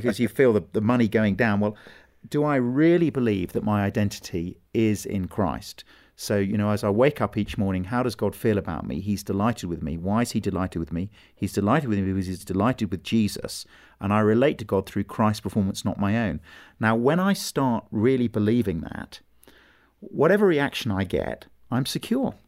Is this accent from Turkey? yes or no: no; England, United Kingdom; it was about being English